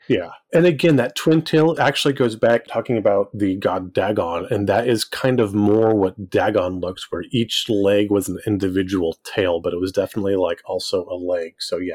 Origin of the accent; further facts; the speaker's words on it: Fresno, California, United States; I grew up actually in Central California